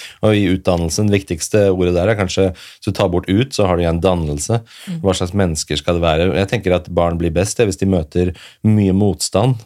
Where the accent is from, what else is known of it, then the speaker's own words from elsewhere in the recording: Oslo, Norway; jeg vokste opp på Furuset her i Oslo